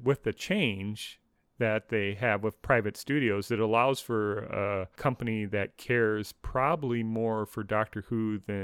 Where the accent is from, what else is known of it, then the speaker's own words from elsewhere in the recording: United States; as an American